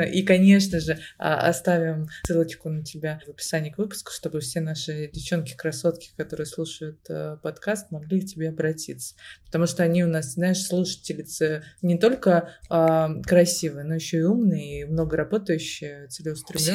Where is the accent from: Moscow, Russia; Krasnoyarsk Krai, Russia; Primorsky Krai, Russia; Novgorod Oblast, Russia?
Moscow, Russia; я родилась в Москве, всю жизнь живу в Москве